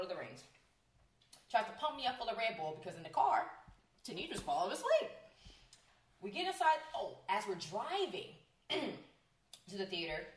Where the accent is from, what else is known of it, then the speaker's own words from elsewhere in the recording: California, United States; I'm born and raised in California